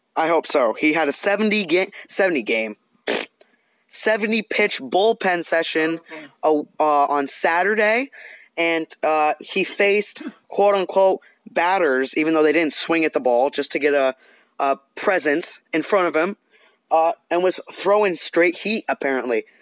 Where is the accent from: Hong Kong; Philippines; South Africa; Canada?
Canada; now in Southern California, United States; I'm I'm Canadian and we live in Southern California.